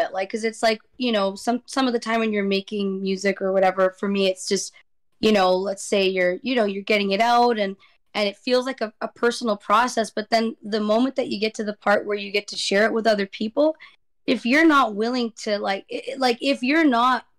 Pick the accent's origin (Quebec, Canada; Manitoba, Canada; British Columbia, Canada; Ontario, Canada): British Columbia, Canada; Vancouver; I'm from Vancouver, like British Columbia